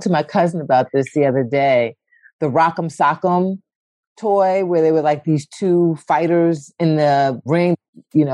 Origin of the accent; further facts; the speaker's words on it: Philadelphia, Pennsylvania, United States; moved away as an adult; also born or lived in Paris / New York; I grew up in West Philly